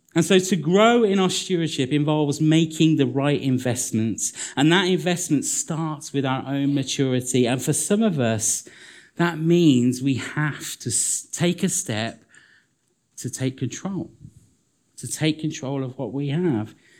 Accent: United Kingdom; we're British

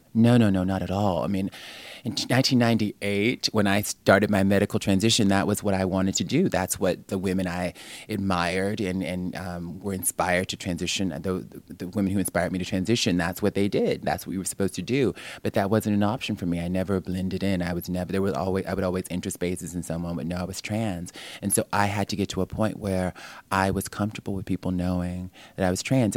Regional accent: New York, United States; I'm just programmed as a New Yorker

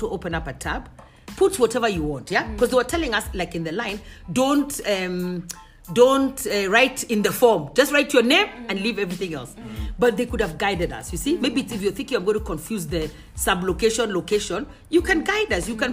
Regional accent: Kenya; This is our country

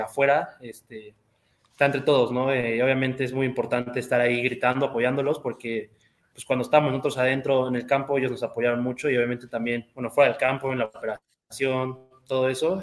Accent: Querétaro, Mexico; yo toda mi vida aquí en Querétaro

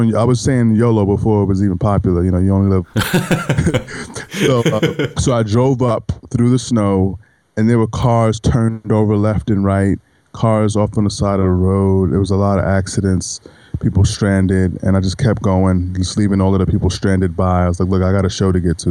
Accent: New York City, New York, United States; moved away as an adult; also born or lived in Auburn, Alabama / Pensacola, Florida; I'm really originally from New York City. I left New York City when I was 18 in order to join the Marine Corps

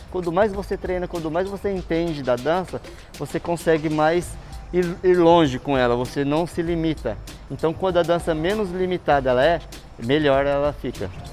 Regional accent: Bauru, São Paulo, Brazil; now in São Paulo, Brazil; sou natural de Bauru SP

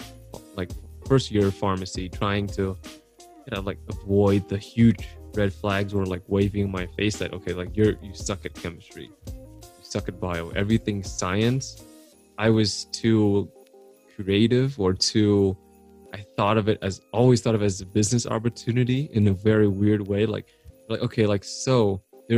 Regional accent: Aurora, Colorado, United States; I was born here, washed up in Aurora, Colorado

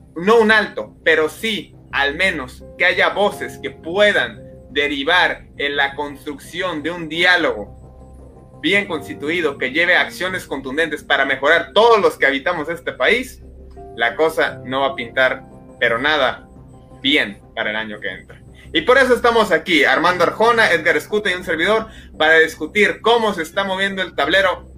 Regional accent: Mexico; como mexicanos

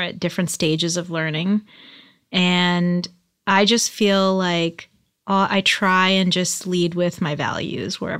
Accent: outside of Boston, Massachusetts, United States; now in Los Angeles, United States; I grew up outside of Boston

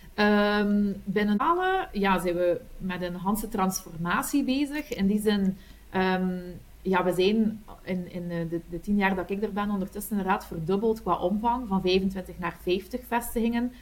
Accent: Kortrijk, Flanders, Belgium; accent: Kortrijk West Flemish; ik ben afkomstig uit Kortrijk. dat hoor je ongetwijfeld aan mijn accent, een, een, een, echte Kortrijkse, West-Vlaming

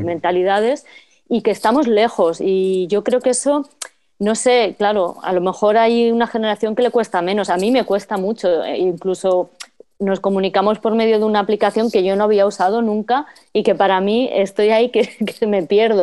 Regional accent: Getafe, Community of Madrid, Spain; moved away; la red de, apoyo vecinal de Getafe, que es de donde yo vengo. Eh, mm. bueno, yo no colaboré porque ya no vivo allí

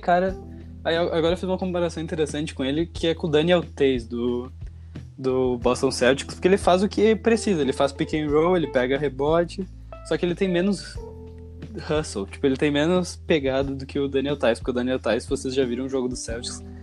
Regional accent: Brazil; a gente é brasileiro

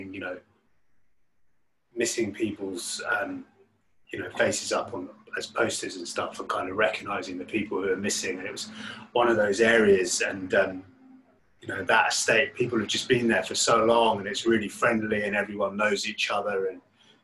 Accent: London, United Kingdom; That's where I grew up in West London. It's a tower block, just Latimer Road, like W10, kind of just near Ladbroke Grove

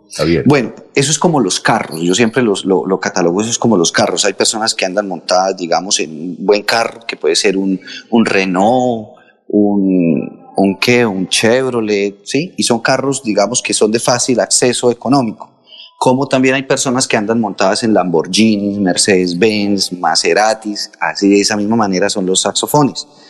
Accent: Contratación, Santander, Colombia; moved away; nosotros allá en contratación fuimos bendecidos con toda la educación salesiana que tuvimos

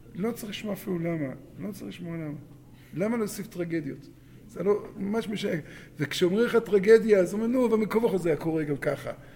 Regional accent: Israel

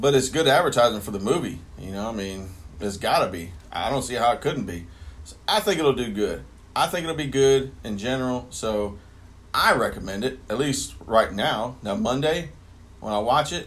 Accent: Akron, Ohio, United States; moved away; I'm originally from Akron, Ohio.

